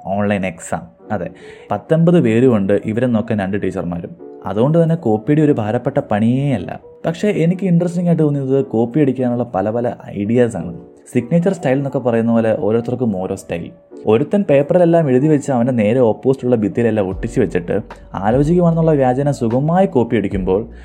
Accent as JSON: {"language": "Malayalam", "area": "Malayali", "region": "Kerala", "country": "India", "also_born_or_lived": "Bangalore", "moved": "as an adult", "said": "നമ്മൾ മലയാളികൾക്കൊരു പ്രത്യേകതയുണ്ട്"}